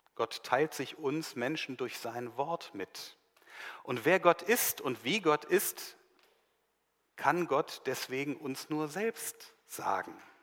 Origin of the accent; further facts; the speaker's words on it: Germany; bei uns in Deutschland hier